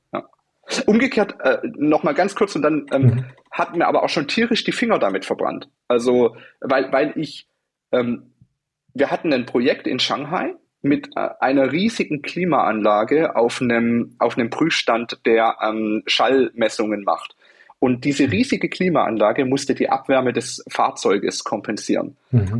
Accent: Germany; Wir sind Deutsche

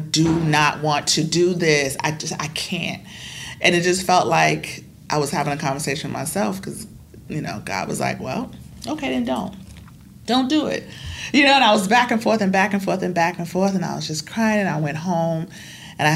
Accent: United States; as an American

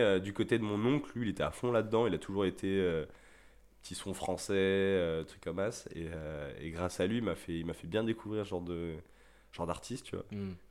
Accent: Rennes, Brittany, France; je suis de Rennes

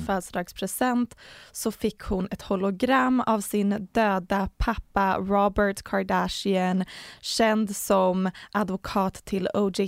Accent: Sweden; som svensk

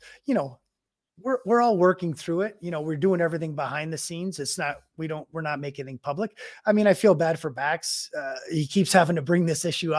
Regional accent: United States; now in Calgary, Canada; I mean, being American to come, I love it in Calgary. I mean, that's why I'm still here.

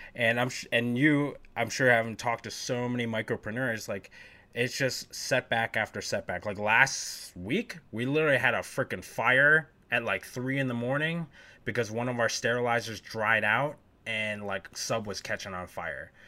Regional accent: Northeast, United States; growing up in the Northeast

